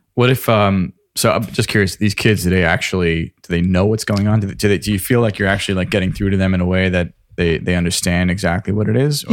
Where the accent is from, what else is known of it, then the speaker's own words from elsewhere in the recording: Lake Grove, New York, United States; I grew up in Lake Grove